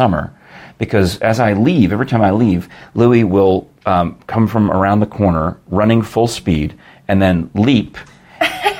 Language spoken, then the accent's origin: English; Yonkers, New York, United States; moved away; I grew up in Yonkers